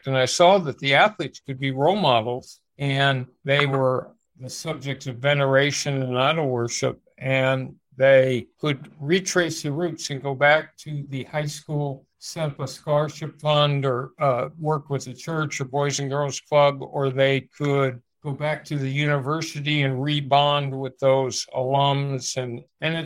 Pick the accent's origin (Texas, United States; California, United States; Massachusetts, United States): California, United States; Los Angeles; I grew up in Los Angeles